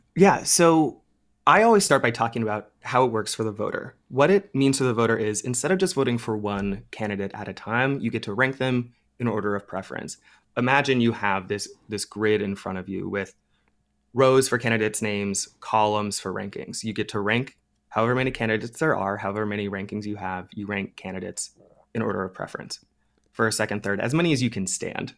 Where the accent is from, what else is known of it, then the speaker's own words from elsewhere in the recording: Ohio, United States; my home state of Ohio